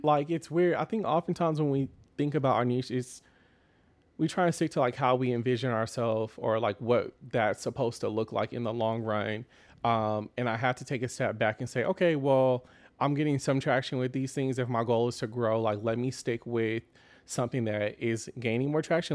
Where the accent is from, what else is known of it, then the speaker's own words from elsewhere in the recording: Austin, Texas, United States; growing up in Austin, uh, it's very different now